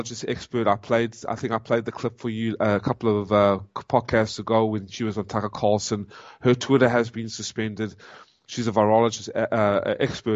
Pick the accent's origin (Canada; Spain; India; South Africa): South Africa; also born or lived in United States; I am a South African, born South African, and now an American